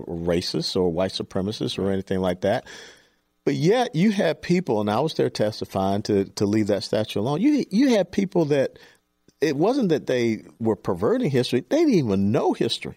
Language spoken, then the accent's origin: English; Atlanta, Georgia, United States; moved away; also born or lived in Dallas; I grew up in Atlanta